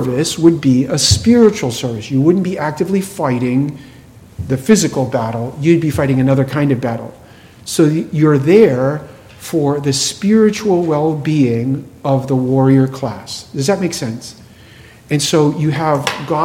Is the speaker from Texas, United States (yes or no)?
no; New England, Massachusetts, United States; I grew up in New England, Massachusetts, and it was a town which had a lot of Jewish folks